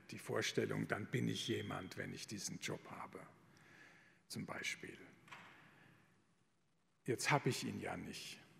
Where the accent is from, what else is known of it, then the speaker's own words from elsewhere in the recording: Rhineland-Palatinate, Germany; Ich komme aus der Pfalz, da war die Grenze zu Frankreich nicht weit weg.